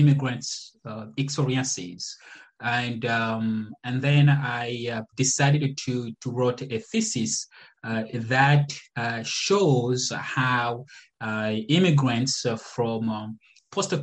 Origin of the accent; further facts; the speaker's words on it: Republic of the Congo; moved away; also born or lived in Massachusetts; I was born in the Republic of the Congo, Congo Brazzaville.